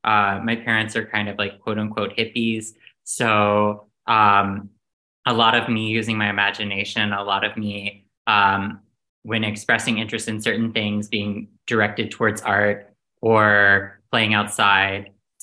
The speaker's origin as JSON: {"language": "English", "area": "Outer Banks", "region": "North Carolina", "country": "United States", "tie": "born or raised there", "moved": "as an adult", "lives_now": "New York, United States", "said": "So originally, I'm from North Carolina. I'm from the coast of North Carolina, the Outer Banks. My dad was a fisherman and a beekeeper, and my mom was a gynecologist. And I'm also adopted."}